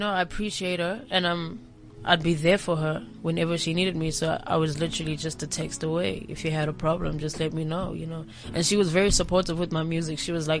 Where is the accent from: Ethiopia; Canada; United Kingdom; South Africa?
South Africa; Pretoria, Gauteng; I grew up in Pretoria.